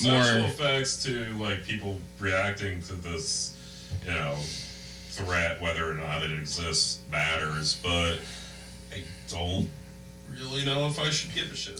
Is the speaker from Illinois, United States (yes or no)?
no; New Jersey, United States; I grew up in South Jersey